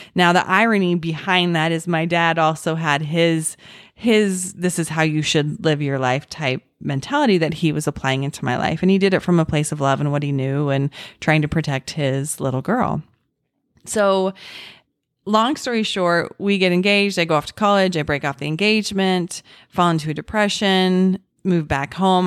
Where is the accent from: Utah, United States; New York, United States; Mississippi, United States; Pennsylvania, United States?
Utah, United States; Orem; I was born and raised in Utah, in Orem, Utah